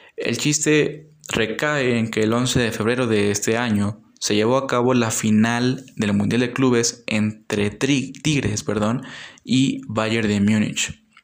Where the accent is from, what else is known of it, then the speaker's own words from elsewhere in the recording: Mexico; como pueblo mexicano